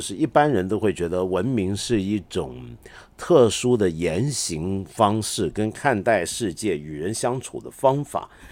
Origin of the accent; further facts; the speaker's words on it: Hong Kong; 我身为一个香港人